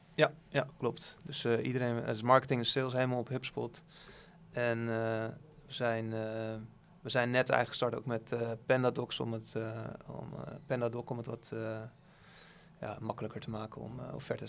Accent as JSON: {"language": "Dutch", "country": "Netherlands", "said": "Als Nederlander"}